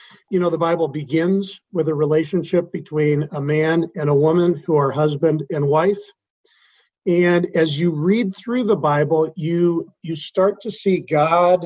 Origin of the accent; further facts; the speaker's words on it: Wheaton, Illinois, United States; moved away as an adult; This is my hometown, a place I grew up.